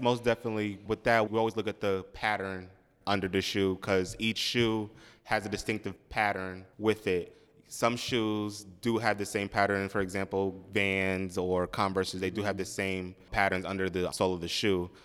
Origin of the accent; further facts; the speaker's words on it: Long Island, New York, United States; also born or lived in Manhattan, New York; I was born in Manhattan, but then, um, we moved out to Long Island. I still live in Long Island with my family.